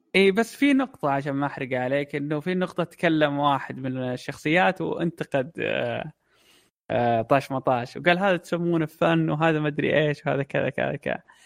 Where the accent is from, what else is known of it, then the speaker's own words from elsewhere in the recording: Saudi Arabia; عندنا في السعودية